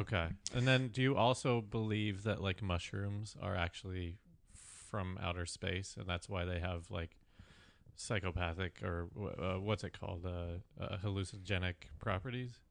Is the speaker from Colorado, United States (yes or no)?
yes; Fort Collins, Colorado, United States; we're from Fort Collins, which is a college town